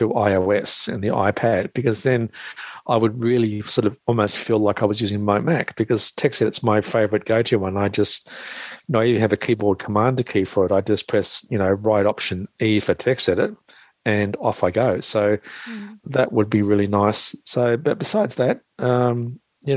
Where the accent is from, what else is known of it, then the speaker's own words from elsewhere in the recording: Australia; I'm the Aussie blow-in from Australia